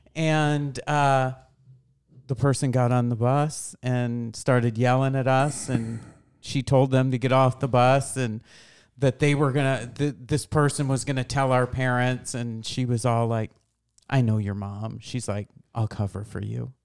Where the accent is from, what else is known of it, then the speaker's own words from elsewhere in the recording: Boonville, New York, United States; moved away; also born or lived in Lowville, New York; I grew up in Boonville